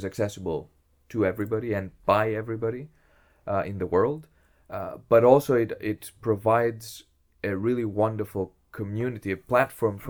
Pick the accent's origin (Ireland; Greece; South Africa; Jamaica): Greece; English is a second language; moved away as an adult; also born or lived in Essex, England / Berkeley, California; now in Groningen, Netherlands; I was born in Greece. I lived there all my... I went to school and high school there.